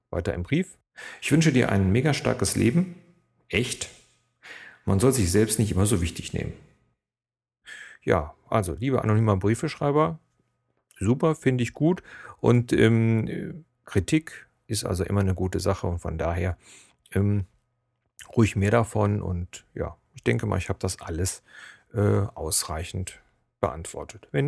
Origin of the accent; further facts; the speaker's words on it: Cologne, North Rhine-Westphalia, Germany; accent: Kölsch-tinged High German; auch wenn man, so wie ich, eigentlich mehr ein Hochdeutsch mit Kölschen Knubbeln spricht, wird man als Kölner oder Rheinländer erkannt. Also wenn ich jetzt zum Beispiel an die Ostsee fahre, äh, da sagt jeder auf dem Kopf zu, du bist Kölner.